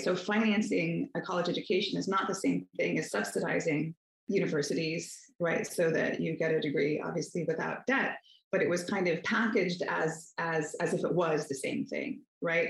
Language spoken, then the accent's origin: English; Northern Virginia, United States; I grew up in Northern Virginia